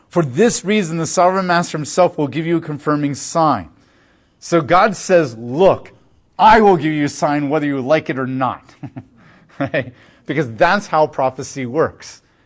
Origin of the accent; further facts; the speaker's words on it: United States; as American Christians